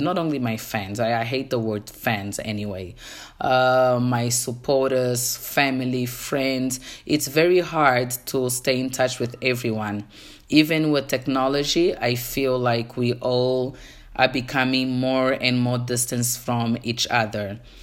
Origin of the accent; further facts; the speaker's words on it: Angola; first language Portuguese; English is a second language; now in South Africa; I am from Angola. reside in South Africa